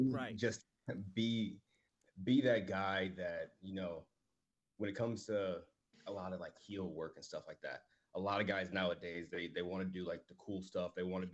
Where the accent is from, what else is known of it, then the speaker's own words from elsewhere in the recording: Midwest, United States; now in Texas, United States; So I came from the Midwest and now I'm in Texas